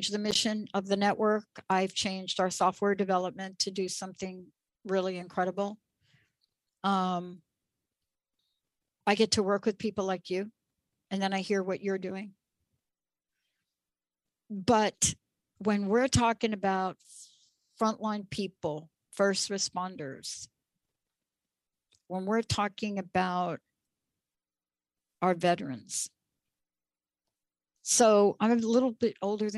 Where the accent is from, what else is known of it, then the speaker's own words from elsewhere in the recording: New York, United States; I grew up in New York